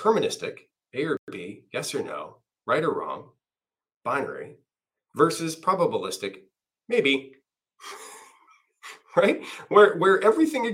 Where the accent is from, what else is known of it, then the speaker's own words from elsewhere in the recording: Canada; I'm Canadian